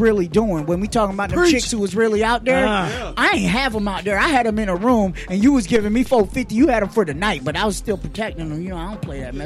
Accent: Colorado Springs, Colorado, United States; moved away as an adult; also born or lived in New York; I was born in New York, but I was raised up in Colorado. You know what I'm saying? So I'm in Colorado Springs, and I had left when I was 18

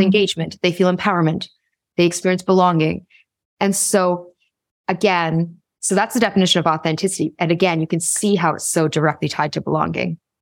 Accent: Toronto, Ontario, Canada; I was born in Toronto along with my siblings, and we had the, had a quintessential child of immigrants upbringing

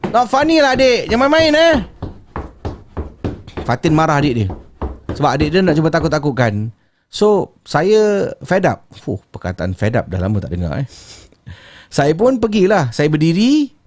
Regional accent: Singapore; Uh, saya orang Singapura menetap di Tampines.

